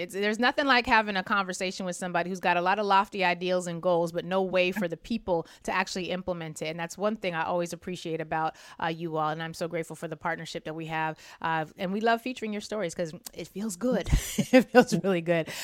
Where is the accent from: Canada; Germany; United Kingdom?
Germany; now in United States; I was born and raised in Germany